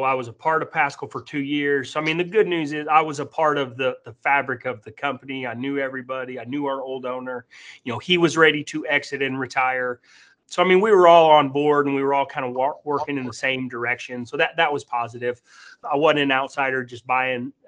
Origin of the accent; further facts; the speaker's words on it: Tulsa, Oklahoma, United States; moved away as an adult; also born or lived in Arkansas; I was born and raised in Tulsa, Oklahoma